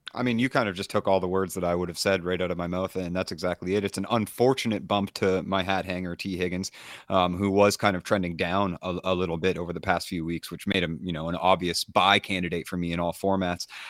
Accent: East Coast of Canada, Eastern Canada, Canada; I'm from the East Coast

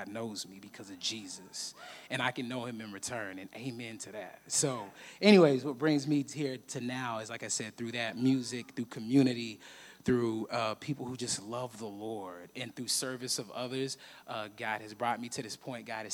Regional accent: Fort Worth, Texas, United States; now in Austin, United States; I'm actually originally from Austin. I grew up in Fort Worth

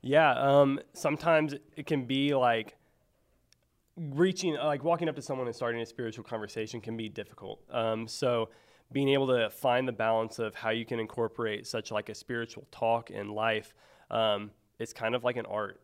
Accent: Mexico, Missouri, United States; now in Springfield, United States; I grew up in northern Missouri, um, so a place called Mexico, Missouri, um, uh, kind of outside of Columbia.

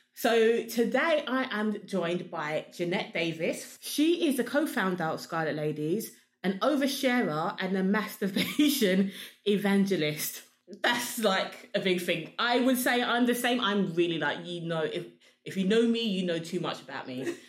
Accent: Sierra Leone; we're both from Sierra Leone

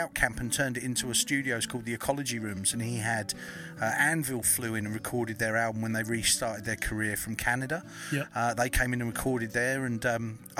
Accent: Deal, South East England, United Kingdom; accent: English; moved away as an adult; now in Perth, Australia; born and bred in Kent

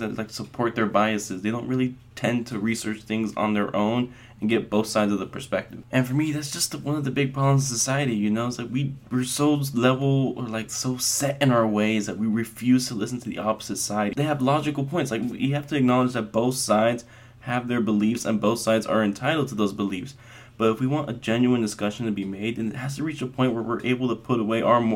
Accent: Las Vegas, Nevada, United States; I was actually born and raised in Vegas to a very proud Mexican family

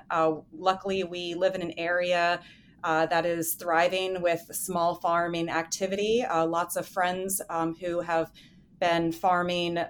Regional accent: West Virginia, United States; moved away as an adult; also born or lived in Berlin, Germany / Munich, Germany; I'm originally from West Virginia. I grew up in a rural area

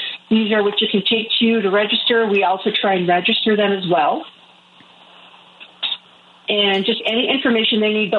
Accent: Menominee Reservation, Wisconsin, United States; moved away; I was born in Wisconsin on Menominee Reservation

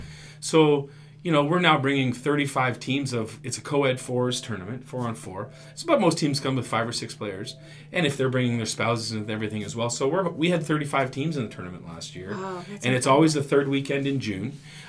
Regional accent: Bognor, Ontario, Canada; now in Saugeen Shores, Canada; I'm from Bognor, just the other side of Owen Sound

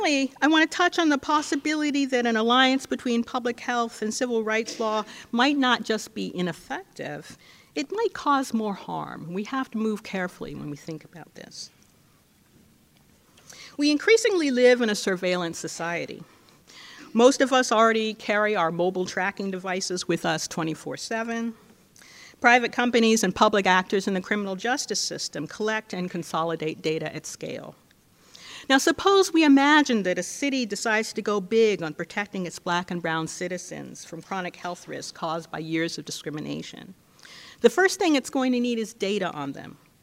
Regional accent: California, United States; my home state of California

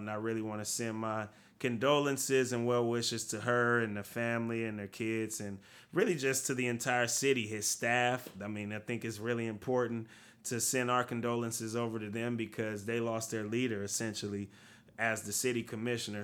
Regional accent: United States; I am an American

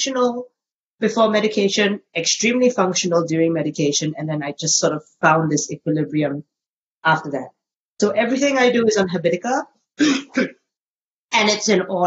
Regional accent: Singapore; now in Australia; I am a Singaporean lady who lives in Australia.

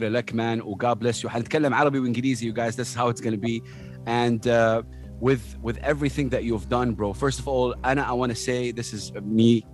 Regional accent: Saudi Arabia; moved away; as a kid growing up in Saudi Arabia

